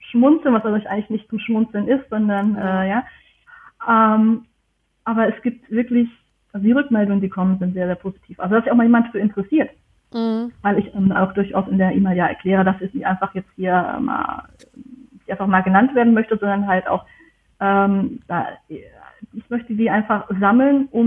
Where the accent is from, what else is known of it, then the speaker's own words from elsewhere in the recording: Germany; ich komme aus